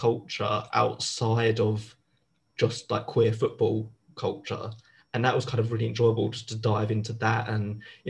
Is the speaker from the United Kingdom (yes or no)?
yes; London, United Kingdom; accent: Southeast London; my full Southeast London accent